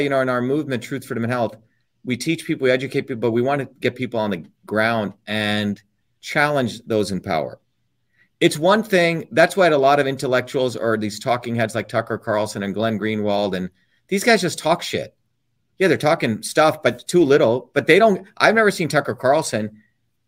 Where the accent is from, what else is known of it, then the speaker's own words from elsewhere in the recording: India; moved away; When I was growing up in India